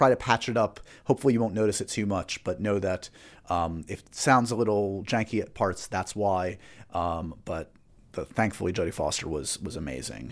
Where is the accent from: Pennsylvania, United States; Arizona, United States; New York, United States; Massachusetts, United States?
New York, United States; I'm a New Yorker and I grew up with the Yankees